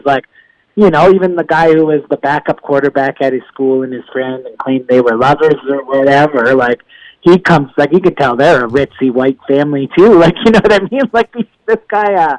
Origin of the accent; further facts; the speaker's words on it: Niagara, Ontario, Canada; being from Niagara, my brother and my mom's husband are both friends with the singer